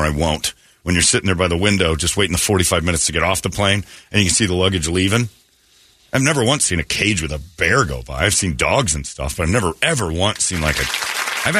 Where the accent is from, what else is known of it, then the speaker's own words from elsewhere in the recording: United States; As an American kid, I grew up being taught Iran is a third world mess